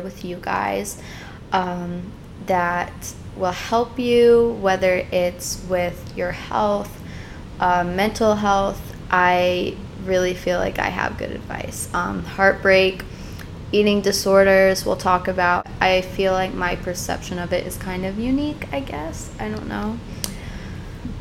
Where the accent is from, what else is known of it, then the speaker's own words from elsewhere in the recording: Chicago, Illinois, United States; I was born and raised in Chicago